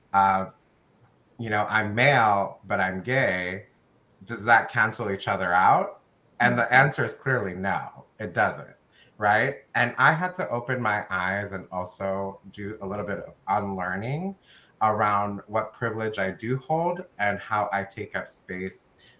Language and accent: English; United States; my family is from El Salvador. I was born in the United States